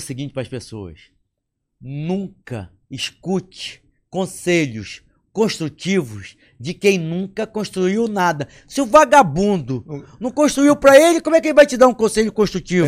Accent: Amazonas, Brazil; moved away; Eu, eu saí do Amazonas meu pai tinha loja.

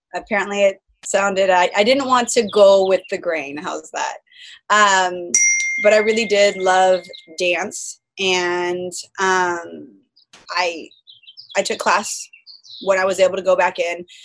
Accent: Folsom, California, United States; also born or lived in Bay Area, California; now in San Diego, United States; I was born in the Bay Area and I lived out there until I was three and then I moved to Sacramento County I lived in a smaller city called Folsom

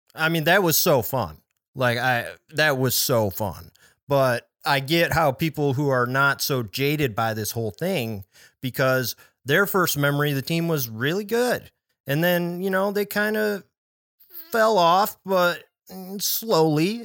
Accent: Chicago, Illinois, United States; I grew up in the Chicago area

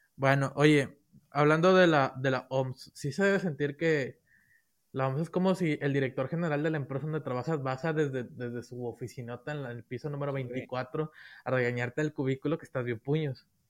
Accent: Mexico; soy mexicano

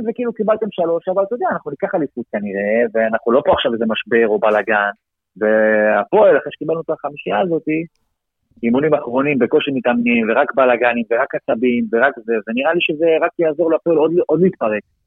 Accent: Holon, Tel Aviv District, Israel; moved away as an adult; אני מחולון

